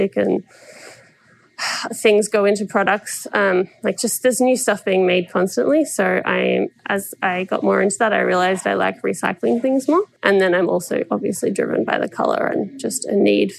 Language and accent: English; Melbourne, Victoria, Australia; moved away as an adult; now in Vancouver, Canada; I'm originally from Melbourne, Australia